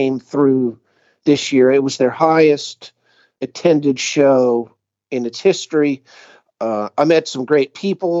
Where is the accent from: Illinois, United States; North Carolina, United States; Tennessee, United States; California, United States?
North Carolina, United States; Appalachia; now in Arkansas, United States; I grew up in Appalachia, North Carolina